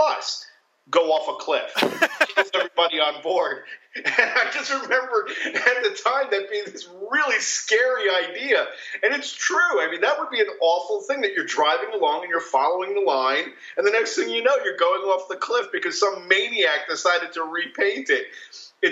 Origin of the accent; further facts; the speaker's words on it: New Jersey, United States; I grew up in New Jersey